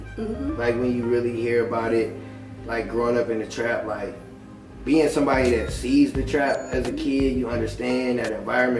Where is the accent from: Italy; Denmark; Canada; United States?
United States; Michigan City, Indiana; So I'm from Michigan City, Indiana. So it's some white folks there.